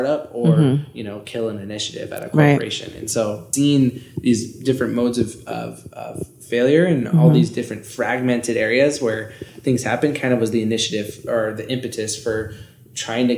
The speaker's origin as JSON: {"language": "English", "region": "Northern California", "country": "United States", "also_born_or_lived": "Santa Barbara", "moved": "as an adult", "lives_now": "Reno, United States", "said": "from Northern California."}